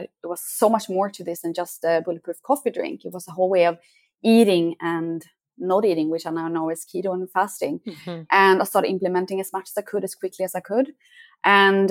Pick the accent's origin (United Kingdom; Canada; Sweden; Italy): Sweden; moved away as an adult; now in Costa Rica; I'm from Sweden, and that's where I grew up.